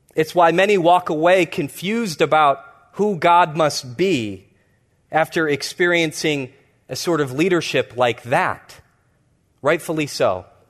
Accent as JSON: {"language": "English", "town": "Chicago", "region": "Illinois", "country": "United States", "tie": "born or raised there", "said": "I grew up in the Hyde Park neighborhood in Chicago"}